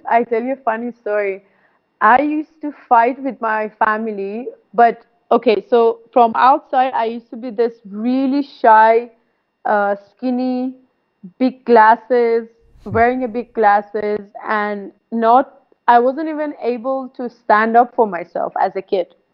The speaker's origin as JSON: {"language": "English", "town": "Saveh", "region": "Markazi", "country": "Iran", "tie": "born there", "second_language": "English", "said": "i wasn't born in tehran uh, i was born in Saveh Saveh is a very small city uh, near like uh, how many hours from Tehran?"}